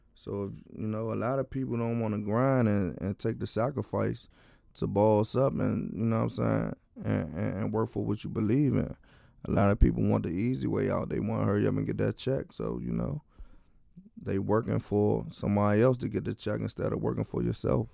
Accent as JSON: {"language": "English", "town": "Washington", "region": "District of Columbia", "country": "United States", "said": "I'm from Washington, D C, um, in a Deanwood community."}